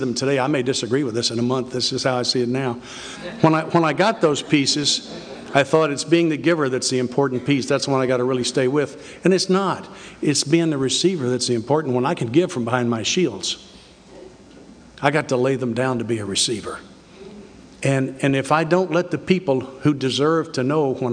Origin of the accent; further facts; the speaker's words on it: the South, United States; I'm from the South